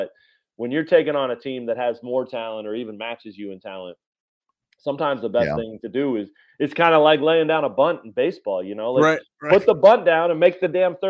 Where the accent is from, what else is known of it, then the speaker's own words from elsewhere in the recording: Lawrence, Kansas, United States; I grew up here in Lawrence too